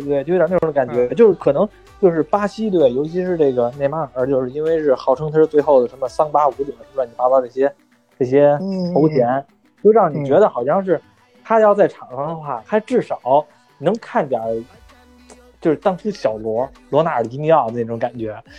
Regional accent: China; 还是说我们中国人也好

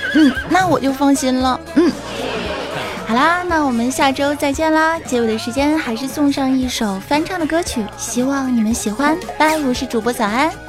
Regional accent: Fujian, China; 我们福建人

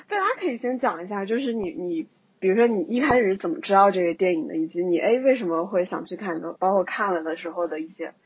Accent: Guizhou, China; 去我们的大贵州，也就是我的家乡

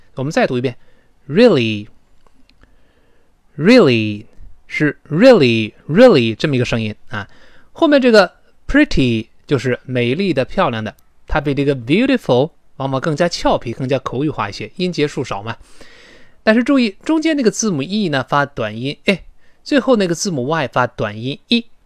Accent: China; 我们中国人

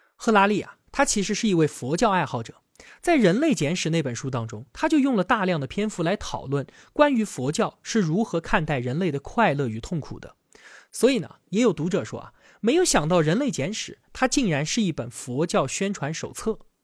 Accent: China; 我们中国人

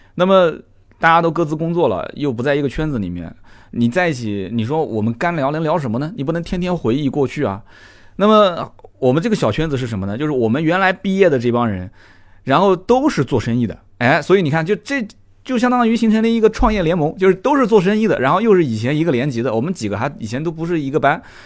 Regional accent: Nanjing, Jiangsu, China; 我们南京人讲混得挺妖的

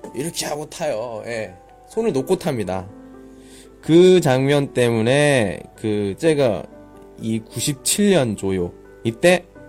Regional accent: Daejeon, South Korea; 저는 따티엔, 대전 사람이에요

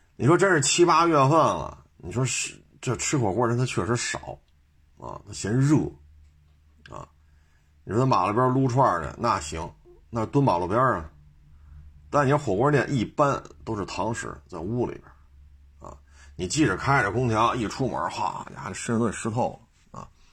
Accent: Beijing, China; 我就生在这儿，长在这儿

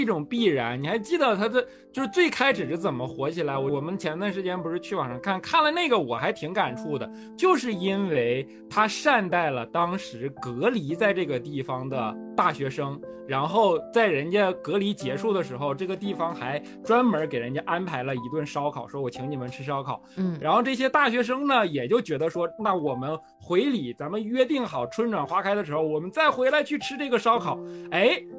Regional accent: Northeast China, China; 你就咱们老家都东北的，

